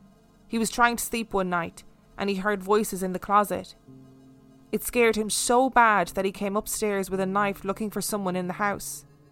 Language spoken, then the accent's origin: English; Denver, Colorado, United States; It's about 45 minutes from where I grew up in Denver, Colorado.